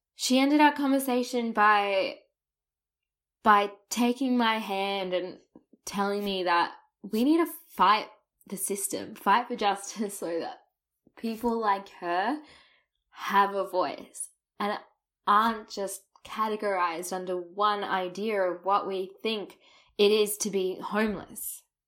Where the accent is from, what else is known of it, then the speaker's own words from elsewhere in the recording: Australia; first language English; clearly my accent and overuse of the word mate didn't give away that I was a native English speaker.